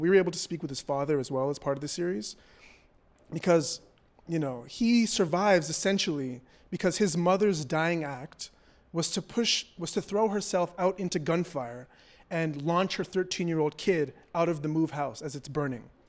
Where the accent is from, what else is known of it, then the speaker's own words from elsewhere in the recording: Toronto, Ontario, Canada; I'm from Toronto, Canada. I am not American